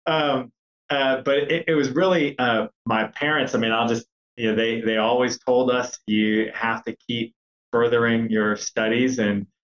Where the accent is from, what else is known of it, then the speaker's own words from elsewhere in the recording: United States; also born or lived in Chihuahua, Mexico (ancestry) / Mexico City, Mexico; I was born in the United States, but I thought it was important to get connected to my roots.